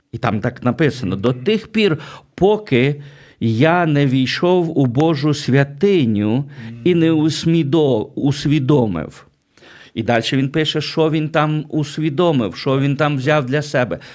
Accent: Berdychiv, Zhytomyr Oblast, Ukraine; now in United States; я виріс в Бердичеві, в Житомирській області

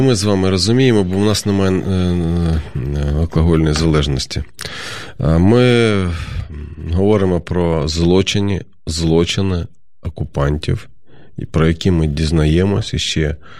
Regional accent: Kharkiv, Kharkiv Oblast, Ukraine; Я сам звідти, я з Харкова родом

